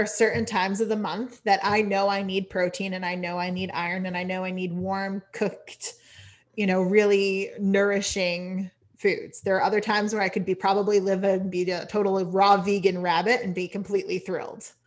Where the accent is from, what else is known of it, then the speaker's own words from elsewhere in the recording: Connecticut, United States; also born or lived in California / Washington, D.C. / North Carolina; now in Maine, United States; technically I was born in California but like a lot of my upbringing was Connecticut